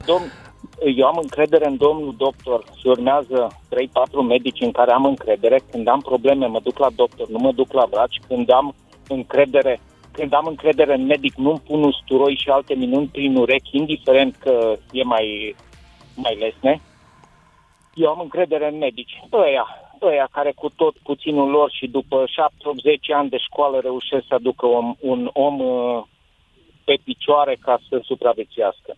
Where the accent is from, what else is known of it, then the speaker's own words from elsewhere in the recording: Romania; Noi, ca români